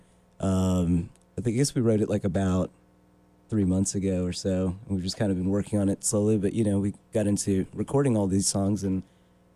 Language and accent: English; Richmond, Virginia, United States; we're from Richmond, Virginia.